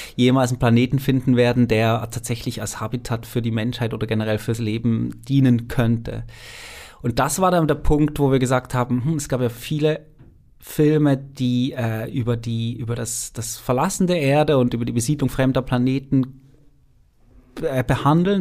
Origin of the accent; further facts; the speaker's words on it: Switzerland; ich bin Schweizer, ich kenne die Schweizer Berge sehr gut